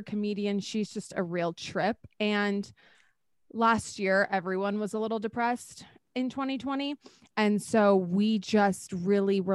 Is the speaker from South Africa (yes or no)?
no; Texas, United States; moved away; also born or lived in Arizona; I'm from Texas